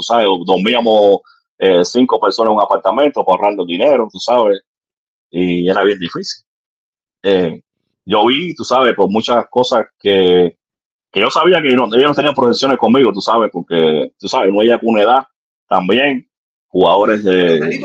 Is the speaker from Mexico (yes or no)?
no; Sagua la Grande, Villa Clara, Cuba; moved away as an adult; also born or lived in Ranchuelo, Cuba / Sitiecito, Cuba; now in United States; Yo nací en Sabona Grande, Villa Clara